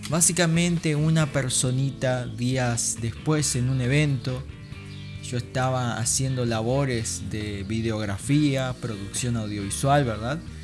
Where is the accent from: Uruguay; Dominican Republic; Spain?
Uruguay; siendo un uruguayo común y corriente cristiano